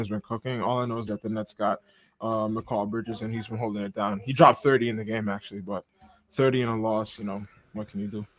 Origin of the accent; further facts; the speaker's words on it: New York City, New York, United States; we from the city